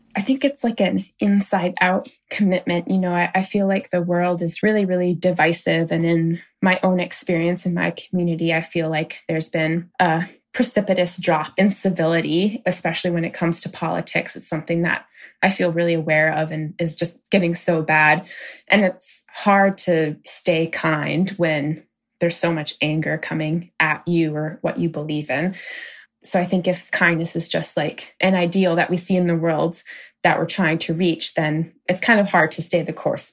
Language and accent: English; Maine, United States; I grew up in a small rural town in Maine, a town of about 1,600 people.